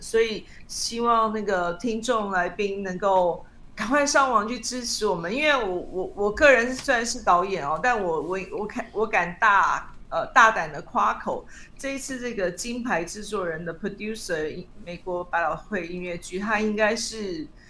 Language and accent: Chinese; Taiwan; also born or lived in United States; 我们台湾人